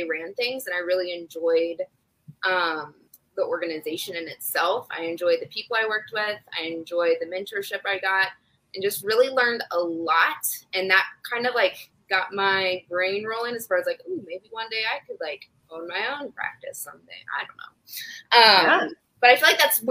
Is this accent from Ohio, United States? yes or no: yes; Ohio, United States; moved away as an adult; also born or lived in South Carolina / Virginia; I am from Ohio, but I've lived other places. We've been back for almost a year and a half